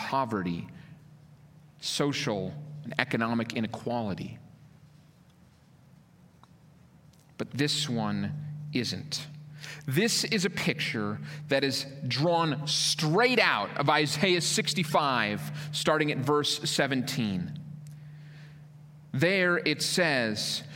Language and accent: English; Minnesota, United States; moved away; I grew up in Minnesota, land of 10,000 lakes.